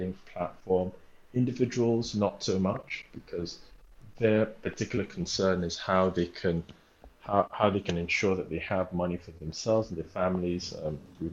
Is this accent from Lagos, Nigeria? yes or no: yes; Lagos, Nigeria; also born or lived in Delta State, Nigeria / New York City, United States; I grew up in Lagos, Nigeria